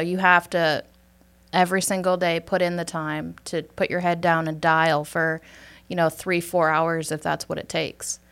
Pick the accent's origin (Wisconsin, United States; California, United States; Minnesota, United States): Wisconsin, United States; Superior; accent: Wisconsin; moved away as an adult; now in Georgia, United States; I'm originally from Superior, Wisconsin. I was living there for majority of my life.